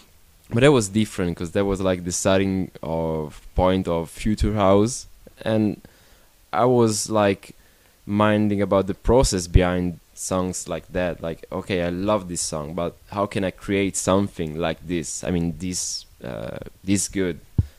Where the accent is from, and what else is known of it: Milan, Lombardy, Italy